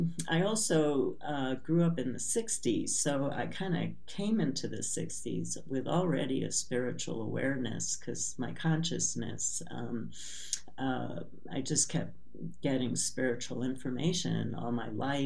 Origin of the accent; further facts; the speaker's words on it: New York City, New York, United States; I was born in Brooklyn, New York, to very traditional family who grew up with immigrant parents in a lower class neighborhood in Brooklyn